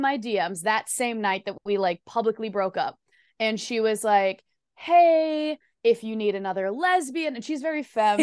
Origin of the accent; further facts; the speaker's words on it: Midwest, United States; I'm like also from the Midwest